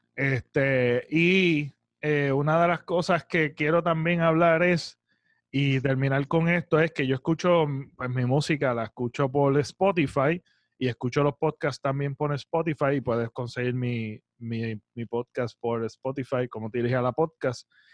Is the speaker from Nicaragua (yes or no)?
no; Puerto Rico; me siento orgulloso, mano, de ser boricua